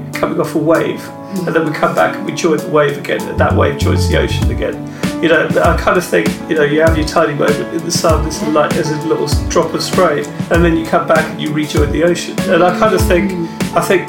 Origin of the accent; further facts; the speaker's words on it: Rochester, South East England, United Kingdom; moved away as an adult; also born or lived in Dulwich, London / Tooting, London / Wandsworth, London / India (ancestry); now in London, United Kingdom; I'm from an Indian background. My heritage is Indian. And I grew up in Rochester, Kent